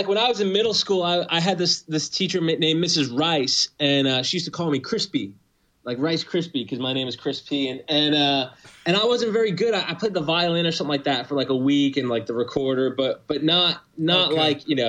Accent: New York City, New York, United States; I grew up in Queens in New York, and my dad was a musician.

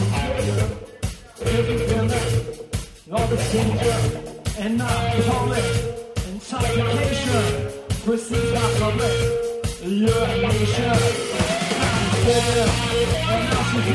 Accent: Ann Arbor, Michigan, United States; We are from Ann Arbor, Michigan.

